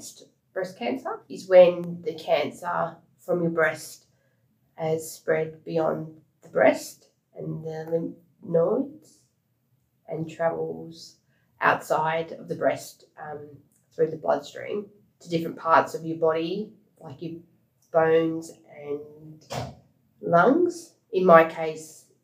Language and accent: English; Perth, Western Australia, Australia; moved away as an adult; now in Sydney, Australia; I was born in Perth in Western Australia. Been living in Sydney for the past 9 years